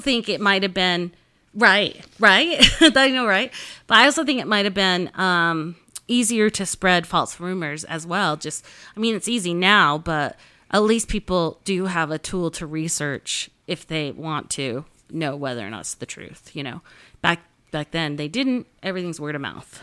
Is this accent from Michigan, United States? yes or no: no; Wellington, Utah, United States; Price, Utah. and Wellington, Utah, which is where I grew up